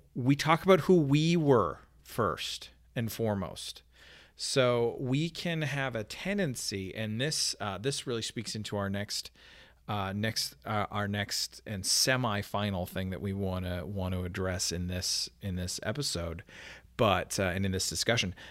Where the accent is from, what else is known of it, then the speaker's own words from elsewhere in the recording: Canada; moved away; my home country